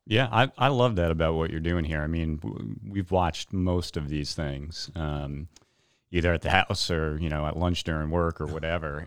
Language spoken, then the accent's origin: English; New Milford, Connecticut, United States; also born or lived in New York; I was born in New York, um, and grew up in New Milford